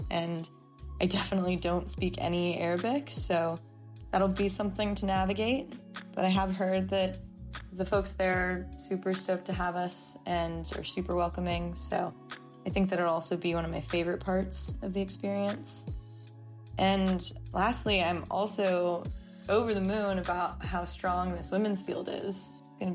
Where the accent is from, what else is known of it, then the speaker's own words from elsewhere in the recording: Bedford, Texas, United States; now in Austin, United States; I am originally from Bedford, Texas, and I've been living in Austin for about 8 years now.